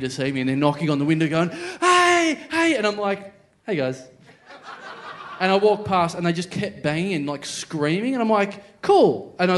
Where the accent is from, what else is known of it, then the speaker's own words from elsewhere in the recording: Maryborough, Australia; I'm from Maryborough